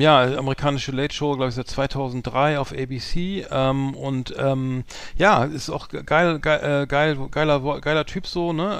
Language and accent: German; Bremen, Germany; als Bremer